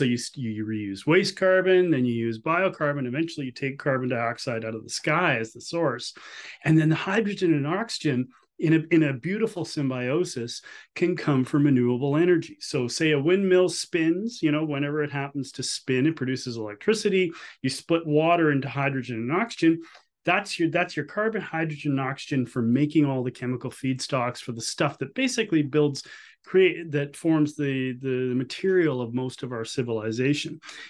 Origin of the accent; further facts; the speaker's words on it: Canada; I ask on the behalf as a Canadian citizen and the citizens of Alberta, Saskatchewan, and Newfoundland